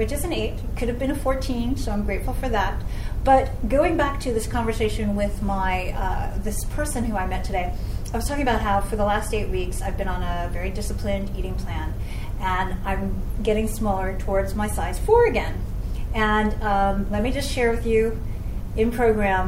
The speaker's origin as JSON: {"language": "English", "town": "New York City", "region": "New York", "country": "United States", "moved": "as an adult", "lives_now": "Los Angeles, United States", "said": "I am from New York City and now live in LA. I've lived in LA for over 11 years now."}